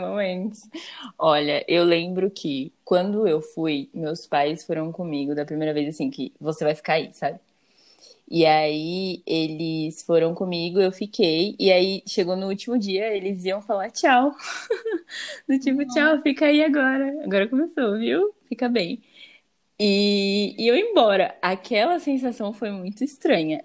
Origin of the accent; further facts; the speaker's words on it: Campinas, São Paulo, Brazil; moved away as an adult; eu saí de casa, que eu saí de Campinas, fui pra São Paulo